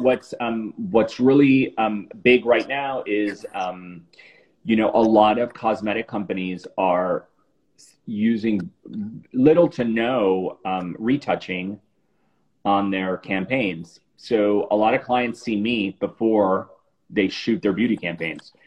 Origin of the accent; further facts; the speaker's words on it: Miami, Florida, United States; moved away as an adult; also born or lived in New York; I moved back to South Florida, which is where I'm from. I'm from Miami